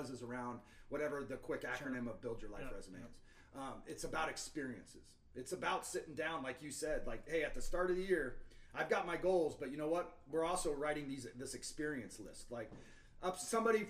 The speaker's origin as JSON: {"language": "English", "town": "Seattle", "region": "Washington", "country": "United States", "tie": "born or raised there", "also_born_or_lived": "Salt Lake City / Missouri", "moved": "as an adult", "said": "I grew up in Seattle"}